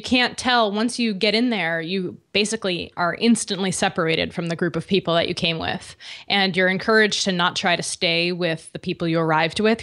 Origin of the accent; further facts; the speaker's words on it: Connecticut, United States; moved away; I'm from Connecticut originally